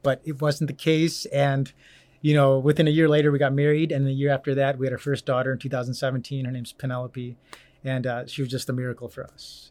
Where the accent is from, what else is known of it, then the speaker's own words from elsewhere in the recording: Orland Park, Illinois, United States; moved away as an adult; also born or lived in Arizona; now in Cedar Rapids, United States; originally born and raised, um, in a south suburb of Illinois